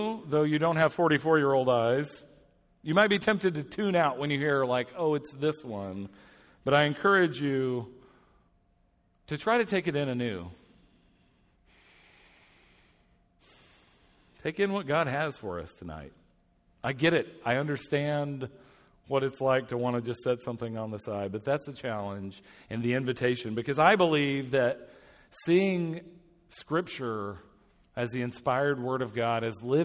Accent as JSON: {"language": "English", "town": "Atlanta", "region": "Georgia", "country": "United States", "tie": "born or raised there", "moved": "as an adult", "lives_now": "Indianapolis, United States", "said": "I hail from Indianapolis now. I grew up in Atlanta."}